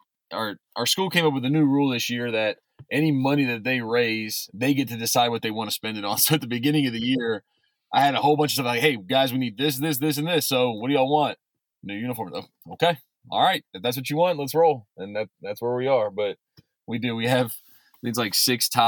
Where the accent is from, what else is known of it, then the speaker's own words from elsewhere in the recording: Baton Rouge, Louisiana, United States; I'm from Baton Rouge, Louisiana, originally. I went to Redemptorist High School